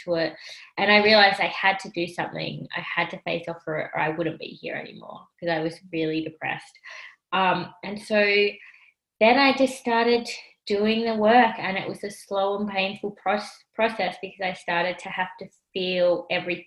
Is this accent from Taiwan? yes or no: no; Australia; also born or lived in Sri Lanka; I was adopted from Sri Lanka by an Australian couple, and they were Caucasian